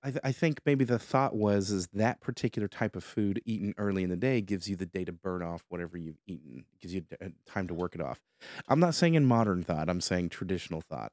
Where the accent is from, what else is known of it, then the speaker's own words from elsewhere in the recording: Midwest, United States; we grew up in the Midwest